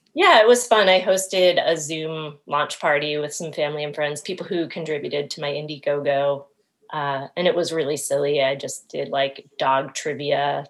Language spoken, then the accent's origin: English; Maine, United States; moved away; I'm originally from Maine